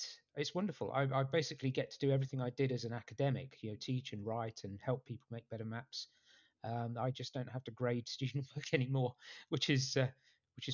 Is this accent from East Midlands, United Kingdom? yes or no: yes; Nottingham, East Midlands, United Kingdom; moved away as an adult; now in United States; I grew up in a city called Nottingham